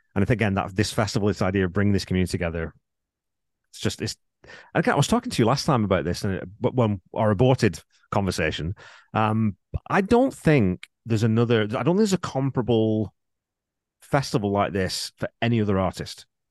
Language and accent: English; England, United Kingdom; I'm from England